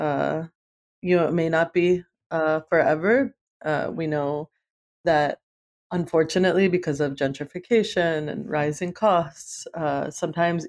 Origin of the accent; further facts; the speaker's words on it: East Coast, United States; moved away as an adult; now in Oakland, United States; growing up in the East Coast